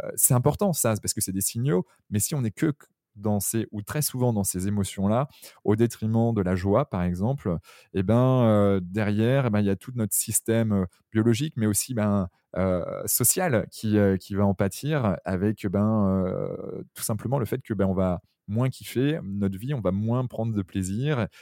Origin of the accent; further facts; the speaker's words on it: southern Brittany, France; c'est mon petit côté sudiste, même si je suis breton.